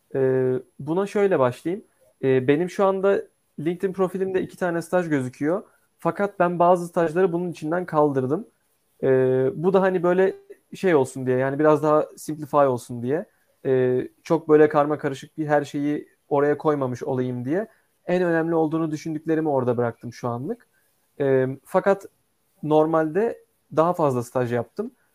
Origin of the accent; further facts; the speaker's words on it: Istanbul, Turkey; also born or lived in Ankara; İstanbul'da e, doğup büyüdüm.